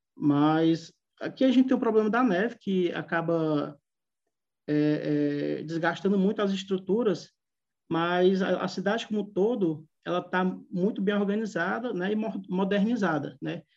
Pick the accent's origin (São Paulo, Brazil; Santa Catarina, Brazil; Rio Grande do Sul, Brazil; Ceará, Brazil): Ceará, Brazil; Fortaleza; moved away as an adult; now in Russia; eu sou de Fortaleza